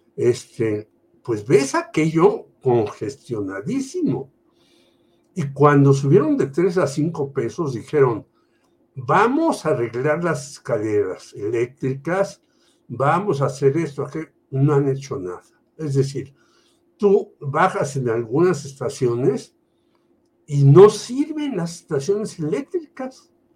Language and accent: Spanish; Mexico City, Mexico; also born or lived in Tlatelolco; yo nací en la Colonia Guerrero, en la calle Galeana